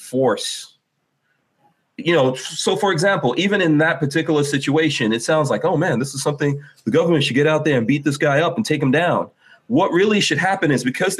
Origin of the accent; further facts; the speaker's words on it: New York City, New York, United States; moved away as an adult; I came to America in 1983 and grew up in New York City, and we lived there until something like 1998 or 99.